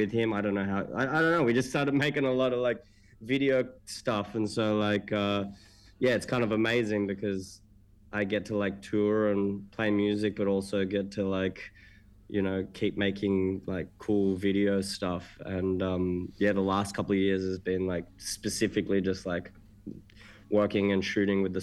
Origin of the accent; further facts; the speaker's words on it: Melbourne, Victoria, Australia; moved away as an adult; now in New York, United States; I'm from Melbourne, Melbourne, Victoria in Australia